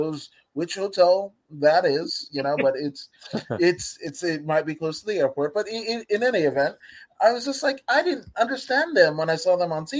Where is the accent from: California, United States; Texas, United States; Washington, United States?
California, United States; Inglewood; I grew up in Inglewood, California